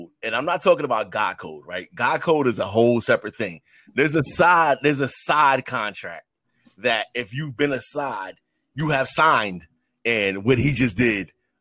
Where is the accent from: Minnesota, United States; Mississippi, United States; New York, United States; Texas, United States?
New York, United States; New York City; I come from New York City, and you recognize that in New York City, you see every type of person walking the face of the earth every single day.